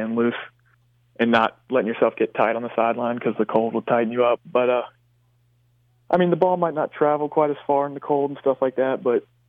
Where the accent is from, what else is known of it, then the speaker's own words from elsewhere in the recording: Blacksburg, Virginia, United States; we grew up in Blacksburg, so we went to all the Virginia Tech games